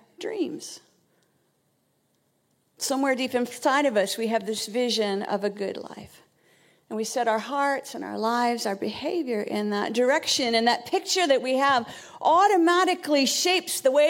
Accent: Vancouver, British Columbia, Canada; moved away as an adult; now in United Kingdom; I was born in Vancouver

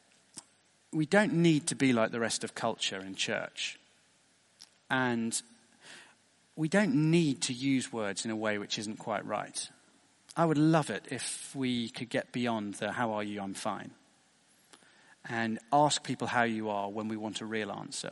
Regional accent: United Kingdom; being British

